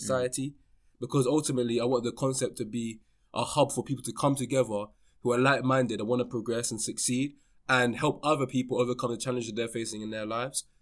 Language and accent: English; London, United Kingdom; born and raised in London, um, you know, I lived in London my whole life, more towards West London